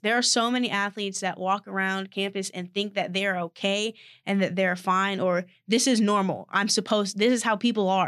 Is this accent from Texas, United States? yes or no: yes; Austin, Texas, United States; moved away; I'm from Austin, Texas